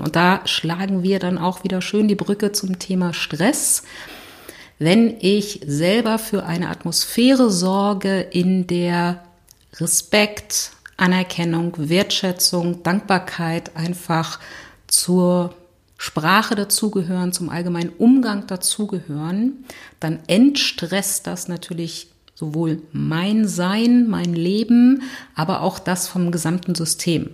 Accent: Berlin, Germany; ich komme aus Berlin

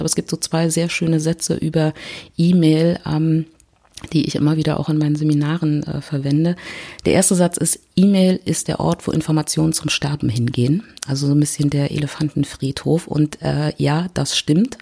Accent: Berlin, Germany; ich komme aus Berlin

